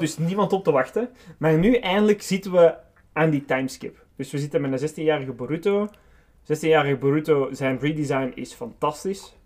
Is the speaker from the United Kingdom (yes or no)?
no; Belgium; wij als Belgen